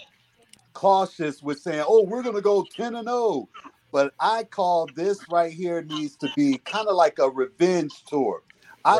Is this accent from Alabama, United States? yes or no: no; Tampa, Florida, United States; moved away; also born or lived in Jacksonville, Florida; I'm originally from Tampa, but I lived about 20 years in Jacksonville before I moved up here